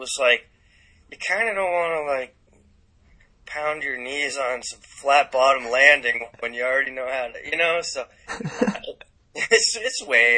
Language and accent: English; California, United States; born there; I was born in California, so I still have family there, so.